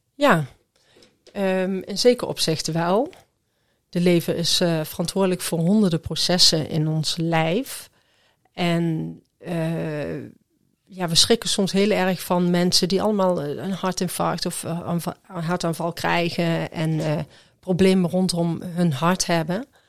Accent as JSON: {"language": "Dutch", "town": "Groesbeek", "region": "Gelderland", "country": "Netherlands", "said": "ik kom uit Groesbeek"}